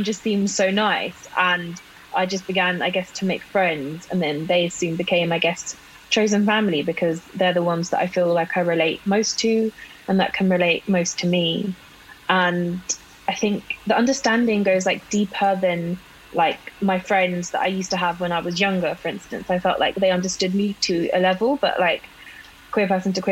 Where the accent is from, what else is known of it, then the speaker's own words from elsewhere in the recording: London, United Kingdom; I grew up in London, but my mum's family is all from like up north, like Newcastle, Sunderland